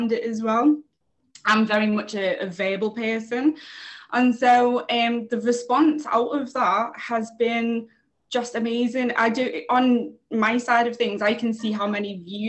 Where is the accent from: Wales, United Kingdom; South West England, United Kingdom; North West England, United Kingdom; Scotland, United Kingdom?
North West England, United Kingdom; Liverpool; now in London, United Kingdom; I'm originally from Liverpool. I live here in London now